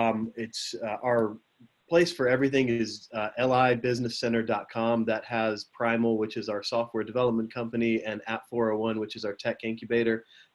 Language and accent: English; Greenville, South Carolina, United States; born or raised there; moved away as an adult; now in Charleston, United States